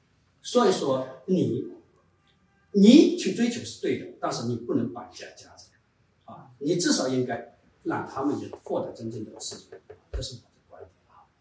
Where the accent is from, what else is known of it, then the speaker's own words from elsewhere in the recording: Shanghai, China; 我是来自中国上海的人权律师啊，